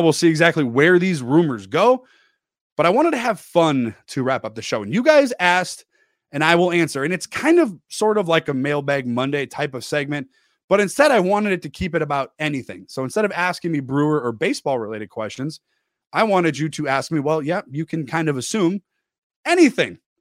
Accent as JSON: {"language": "English", "town": "Milwaukee", "region": "Wisconsin", "country": "United States", "tie": "born or raised there", "said": "I was born in Milwaukee"}